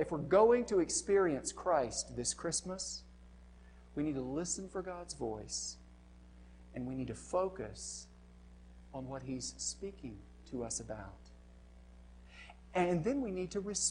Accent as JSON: {"language": "English", "country": "United States", "said": "I'm an American"}